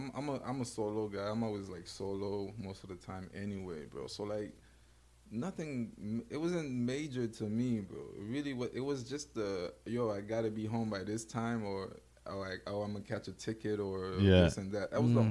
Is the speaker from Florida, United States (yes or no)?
yes; Florida, United States; also born or lived in Haiti; Yeah, I'm from Florida. Okay, originally. Okay. Yeah. I was born in Haiti.